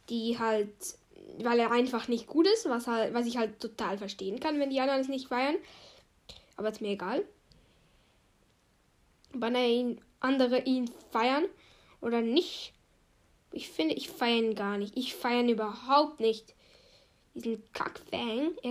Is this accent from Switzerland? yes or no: yes; Switzerland; first language Swiss German; German is a second language; Ich {S0} bin halt Schweizer und dann ist es halt irgendwie so, ja, du machst es auf Schweizerdeutsch, ist deine Leibsprache.